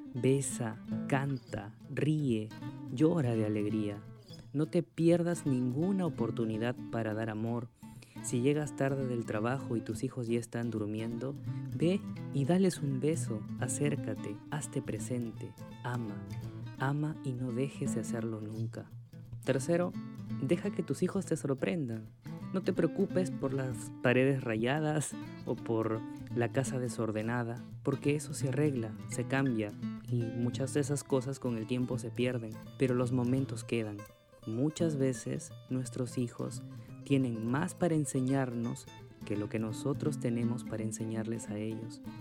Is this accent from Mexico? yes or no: no; Peru; soy de Perú